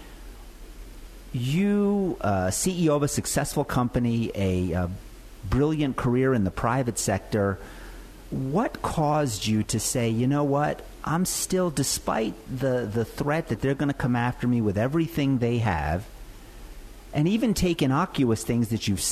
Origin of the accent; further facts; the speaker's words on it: New Jersey, United States; moved away; I grew up in the Garden State.